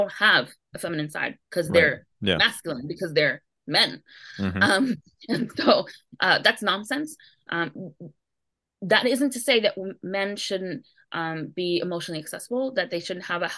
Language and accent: English; New York City, New York, United States; I grew up in New York City